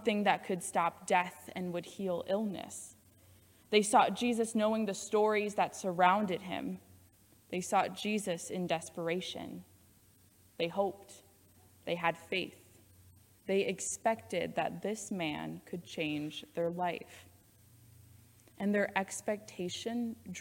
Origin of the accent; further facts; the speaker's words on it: Iowa, United States; now in Loveland, United States; I was born and raised in Iowa